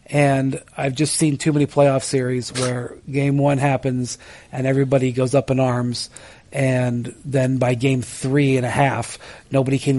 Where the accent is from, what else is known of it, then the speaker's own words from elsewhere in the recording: Akron, Ohio, United States; when I grew up in Akron, Ohio, home of Goodyear, I heard about the Akron Wingfoots.